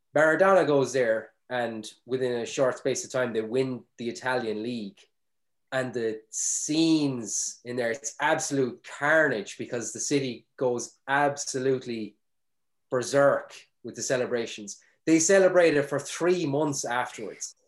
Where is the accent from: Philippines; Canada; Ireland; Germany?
Ireland; we throw out as Irish people